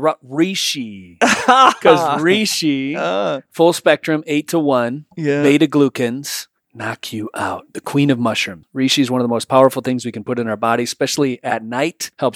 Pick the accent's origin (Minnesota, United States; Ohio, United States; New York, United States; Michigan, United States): Michigan, United States; I'm from Michigan.